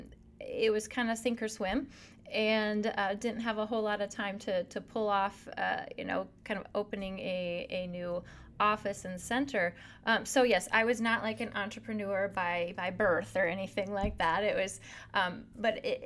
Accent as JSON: {"language": "English", "region": "South Dakota", "country": "United States", "tie": "born or raised there", "said": "born and raised in South Dakota, so there's home"}